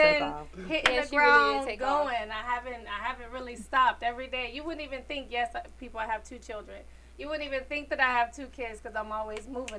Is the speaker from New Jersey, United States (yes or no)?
no; Arkansas, United States; also born or lived in Florida; now in Atlanta, United States; I'm from Arkansas. I was born in Arkansas.